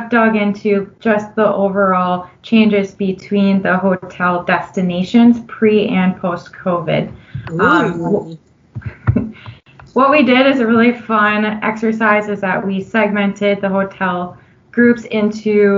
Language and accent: English; Minnesota, United States; accent: Minnesotan; myself being from Minnesota, as you can probably tell in my Minnesotan accent